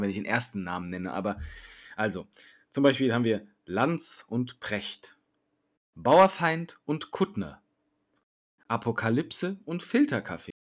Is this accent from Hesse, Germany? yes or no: yes; Hesse, Germany; Als Hesse